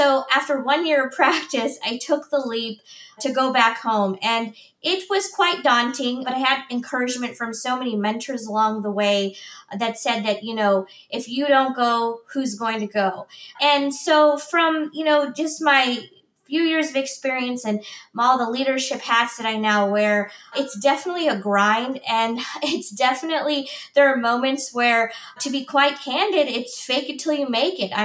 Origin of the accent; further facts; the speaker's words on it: Chillicothe, Missouri, United States; now in Kansas City, United States; my hometown of Chillicothe, Missouri, rural roots